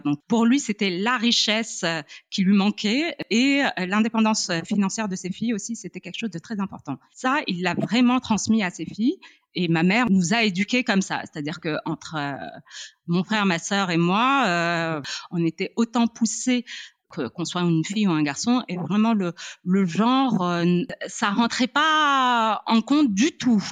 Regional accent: Morocco; je suis née, j'ai grandi au Maroc

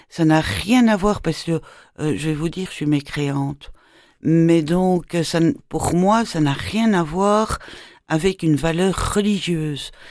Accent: Brussels, Brussels-Capital Region, Belgium; De Bruxelles.

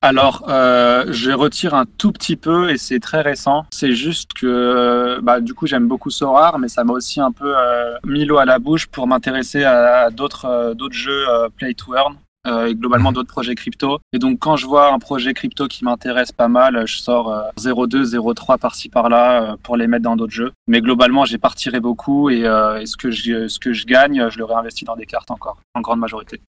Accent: Savoie, Auvergne-Rhône-Alpes, France; now in Paris, France; je suis originaire de Savoie

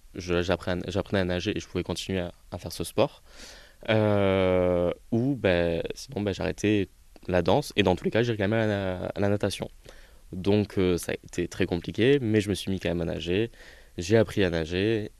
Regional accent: near Montpellier, Petite Camargue, Occitania, France; accent: accent chantant (southern); moved away; j'ai grandi euh, du côté de Montpellier, dans un petit village, euh, du coup plutôt en petite Camargue.

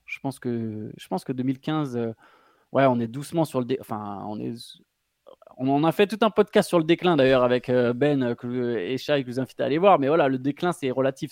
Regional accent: France; en tant que Français

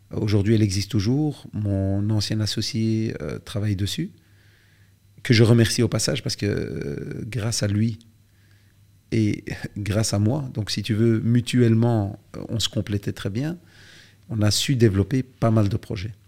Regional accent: Belgium; chez nous en Belgique

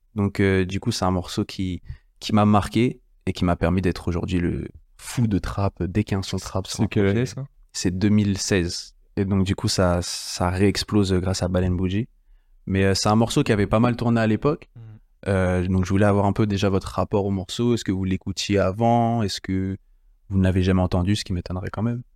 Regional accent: France; chez nous en France

